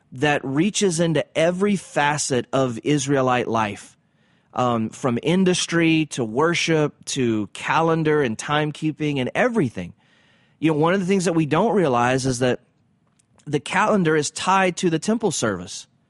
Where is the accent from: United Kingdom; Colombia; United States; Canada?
United States; the South; I grew up in the South.